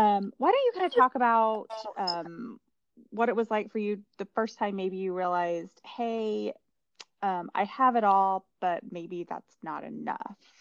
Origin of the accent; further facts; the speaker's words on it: New Mexico, United States; we grew up in New Mexico